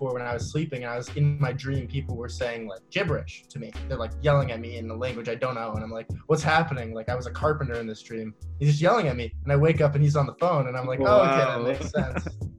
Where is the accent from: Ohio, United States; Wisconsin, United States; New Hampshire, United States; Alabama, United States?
New Hampshire, United States; Londonderry; growing up in Londonderry, New Hampshire, which is the whitest of white bread towns